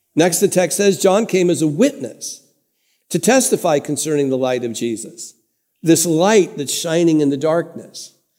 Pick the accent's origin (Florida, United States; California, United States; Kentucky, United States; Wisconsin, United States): California, United States; Santa Ana; I grew up in First United Methodist Church in Santa Ana, California